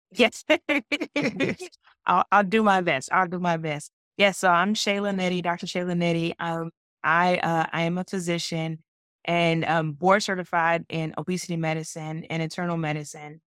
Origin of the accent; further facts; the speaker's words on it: Georgia, United States; I'm from Georgia